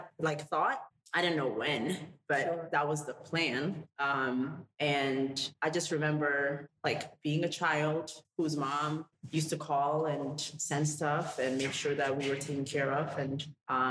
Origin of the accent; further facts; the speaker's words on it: New York City, New York, United States; English is a second language; also born or lived in Ethiopia; I was born in Ethiopia, came to Harlem when I was 9. So I claim Ethiopia and also Harlem